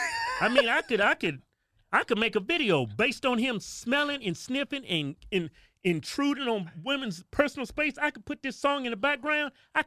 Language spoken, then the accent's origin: English; United States; I'm American.